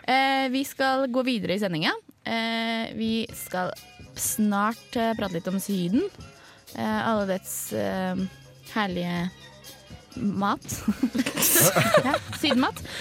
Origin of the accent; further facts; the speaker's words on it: Oslo, Norway; jeg kommer jo eh, fra Oslo